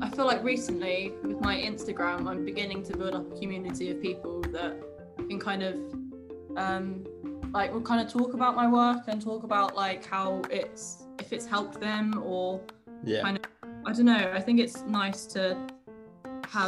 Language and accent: English; Brighton, South East England, United Kingdom; I live in Brighton, and I've always lived in Brighton